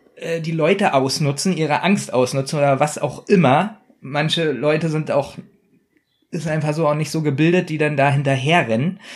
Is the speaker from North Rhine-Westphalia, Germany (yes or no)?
no; Berlin, Germany; wir sind ja nun Berliner